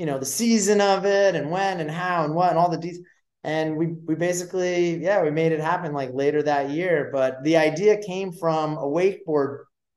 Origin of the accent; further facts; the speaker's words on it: Westchester County, New York, United States; I was born and raised in New York, just outside New York City in Westchester County.